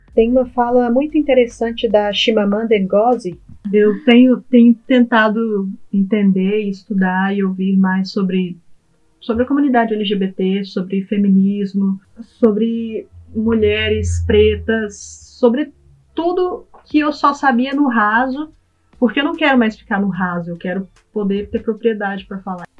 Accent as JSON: {"language": "Portuguese", "town": "Goiânia", "region": "Goiás", "country": "Brazil", "moved": "as an adult", "lives_now": "London, United Kingdom", "said": "nós somos de, nós somos de Goiás, Goiânia"}